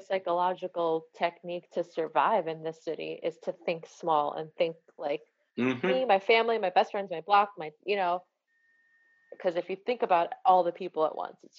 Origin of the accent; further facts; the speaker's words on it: New York City, New York, United States; And I think if there is something about being a New Yorker from this kind of part of the city that you don't find a real need to do grand New York City shots because.